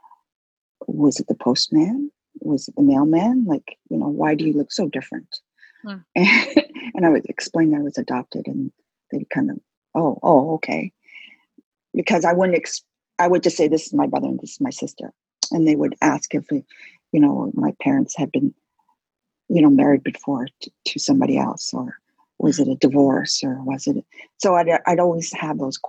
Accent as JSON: {"language": "English", "country": "Canada", "said": "I'm really Canadian"}